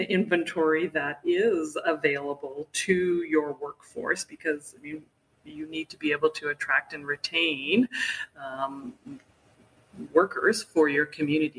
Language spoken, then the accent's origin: English; Vancouver, British Columbia, Canada; moved away as an adult; also born or lived in Toronto; now in Whistler, Canada; I grew up in Vancouver and in a family of skiers.